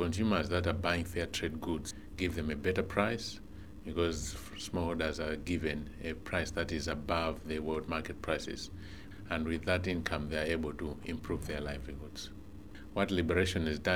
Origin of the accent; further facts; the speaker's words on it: Malawi; I come from Malawi